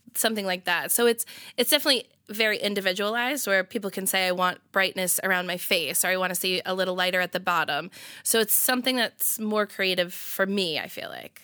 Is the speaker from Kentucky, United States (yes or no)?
no; Marlborough, Massachusetts, United States; moved away as an adult; also born or lived in Providence; I'm from, uh, Marlborough. Yeah, so, like, twenty minutes outside of Boston